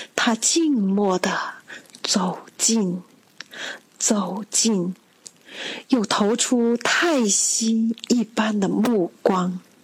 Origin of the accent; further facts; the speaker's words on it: Yiyang, Hunan, China; moved away as an adult; now in Guangzhou, China; 我的家乡湖南益阳